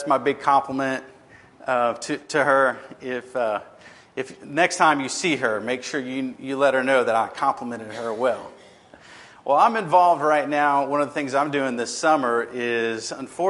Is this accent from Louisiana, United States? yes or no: yes; Lafayette, Louisiana, United States; moved away as an adult; now in Alexandria, United States; Lafayette is actually my hometown